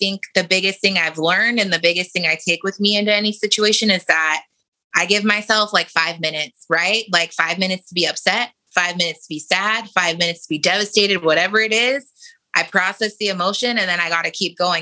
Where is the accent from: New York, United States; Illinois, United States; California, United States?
California, United States; San Diego; moved away; also born or lived in Portsmouth, Virginia; So I grew up in San Diego, California. I was born in Portsmouth, Virginia. My parents were in the military. Don't remember any of that, because when I was about 3, we moved to San Diego.